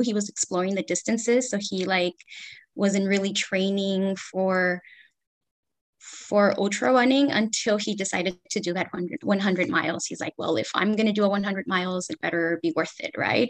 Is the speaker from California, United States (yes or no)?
yes; Los Angeles, California, United States; I was born and raised in Los Angeles, California.